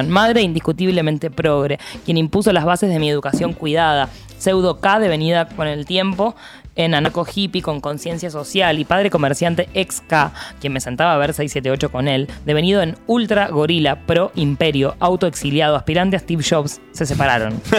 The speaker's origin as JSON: {"language": "Spanish", "town": "La Plata", "region": "Buenos Aires Province", "country": "Argentina", "said": "Soy platense, exiliado en Cava, profesor de letras, egresado de la Universidad de La Plata como la jefa"}